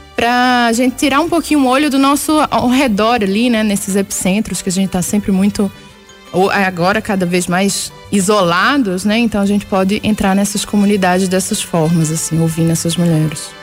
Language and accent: Portuguese; Recife, Pernambuco, Brazil; now in Belo Horizonte, Brazil; Eu sou de Recife, moro aqui em Belo Horizonte há muitos anos, mas sou de lá, então cresci ouvindo ciranda